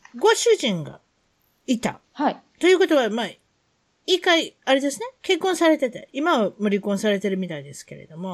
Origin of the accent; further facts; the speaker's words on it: Yao, Osaka, Japan; 私は大阪の八尾市に育ちました